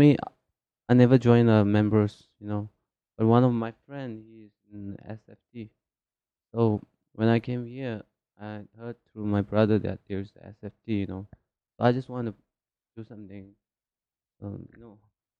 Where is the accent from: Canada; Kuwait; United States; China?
China; Tibet; moved away; also born or lived in India; I was born in Tibet.